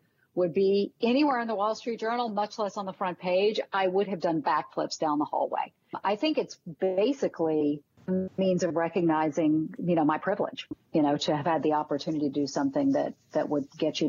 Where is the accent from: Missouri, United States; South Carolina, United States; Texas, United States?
South Carolina, United States; Charleston; if you had told me when I was a little girl growing up in Charleston, South Carolina, second to last one chosen for all the sports teams